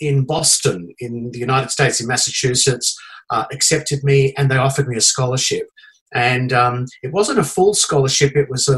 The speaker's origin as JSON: {"language": "English", "region": "regional New South Wales", "country": "Australia", "tie": "born or raised there", "also_born_or_lived": "Singapore", "moved": "as an adult", "lives_now": "Adelaide, Australia", "said": "I grew up in New South Wales, and I was born in regional New South Wales from a small country town"}